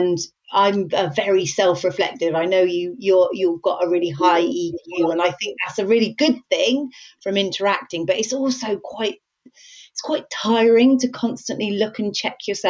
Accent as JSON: {"language": "English", "region": "Wales", "country": "United Kingdom", "said": "I'm Welsh"}